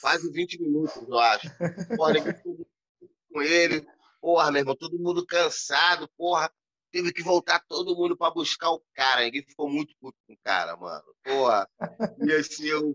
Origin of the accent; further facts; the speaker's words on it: Rio de Janeiro, Brazil; moved away as an adult; now in São Gonçalo, Brazil; eu não moro mais na Cidade de Deus. Uhum. Eu tenho oito anos que eu saí de Jacarepaguá, que eu casei